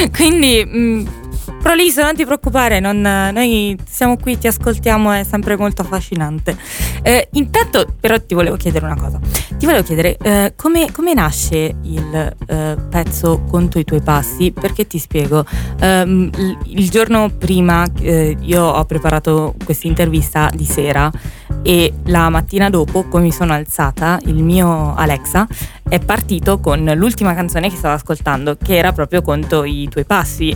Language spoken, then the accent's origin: Italian; Abruzzo, Italy; anche io sono abruzzese